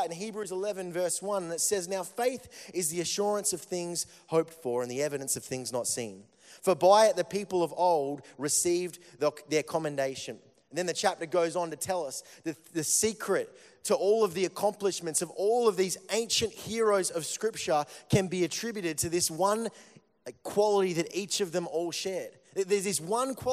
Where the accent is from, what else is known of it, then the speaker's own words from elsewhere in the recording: Melbourne, Victoria, Australia; I come from Melbourne